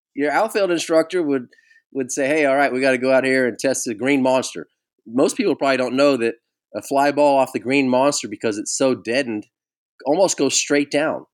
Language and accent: English; Bay Area, California, United States; Growing up in the Bay Area